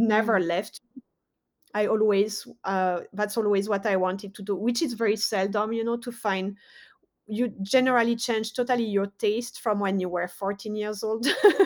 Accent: France; moved away as an adult; now in United States; I was born in France, grew up in France, but also did a lot of my studies in the USA. So I've been living in America for 12 years

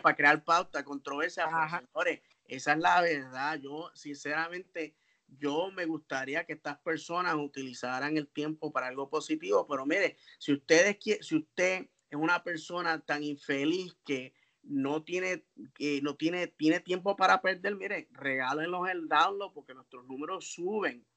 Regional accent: Puerto Rico; Kennedy y yo somos puertorriqueños

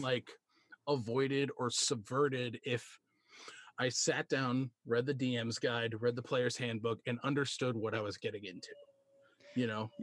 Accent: Wisconsin, United States; I'm a cheesehead. I'm from Wisconsin

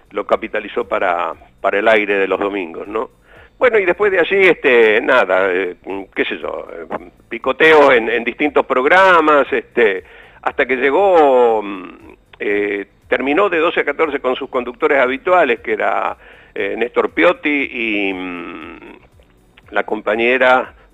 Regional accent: Bell Ville, Córdoba, Argentina; Y yo venía con, con lo que había hecho en Belville, en mi pueblo

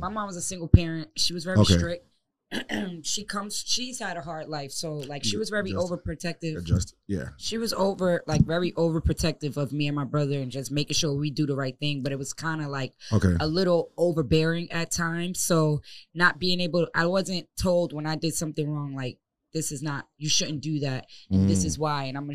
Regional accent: Coral Springs, Florida, United States; also born or lived in Long Island, New York; we moved down here from New York when I was 10. So I mm-hmm. did elementary school, middle school, and high school in Coral Springs

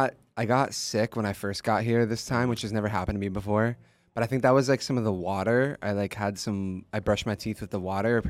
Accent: Georgia, United States; also born or lived in San Francisco / Pennsylvania; now in Los Angeles, United States; I moved around growing up. I was born in San Francisco. Moved when I was 4 to Georgia, then Pennsylvania, then went to school in New York, and then moved to LA, and that's where I live now.

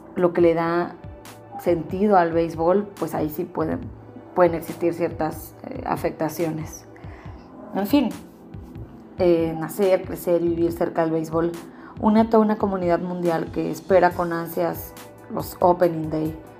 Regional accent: Mazatlán, Sinaloa, Mexico; mi tierra, mi querido Mazatlán

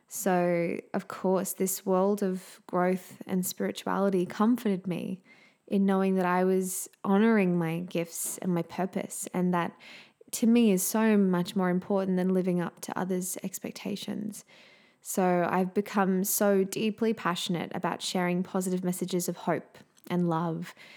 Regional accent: Australia; accent: Australian; also born or lived in Southeast Queensland; as you can probably tell from my accent, I am indeed an Australian living in sunny Southeast Queensland in Australia.

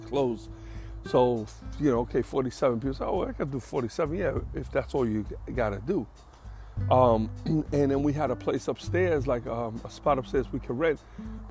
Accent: New York, United States; moved away as an adult; also born or lived in Bronx; I'm a New Yorker. I'll be in New York my whole life.

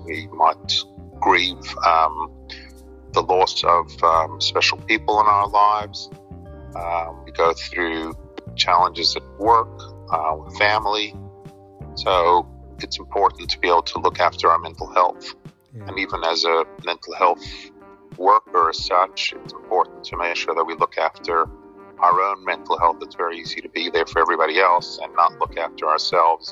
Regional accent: New York City, New York, United States; now in Sydney, Australia; I grew up in Brooklyn, in New York

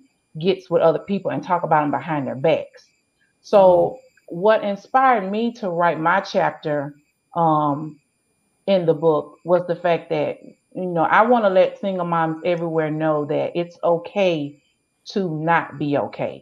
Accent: Hammond, Louisiana, United States; I was born and raised in Hammond, Louisiana

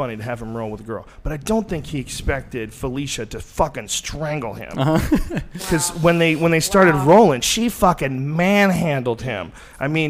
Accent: Boston, Massachusetts, United States; moved away; also born or lived in New Jersey; I was born in New Jersey, and I grew up mostly in Boston

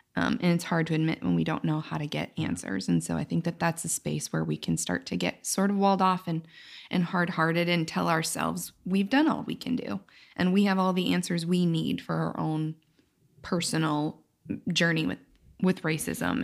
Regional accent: United States; my experience as a woman in America

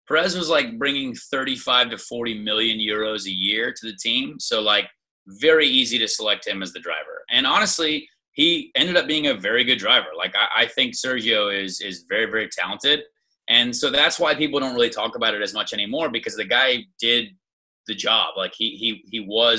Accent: United States; it was brutal to be over there as an American

